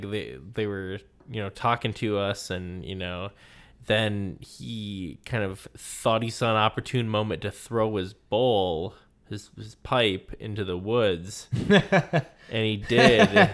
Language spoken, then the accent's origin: English; Minnesota, United States; As a Minnesotan.